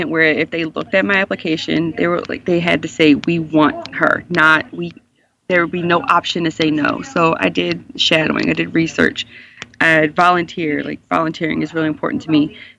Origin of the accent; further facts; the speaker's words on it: Baltimore, Maryland, United States; I'm from Baltimore. My family's here.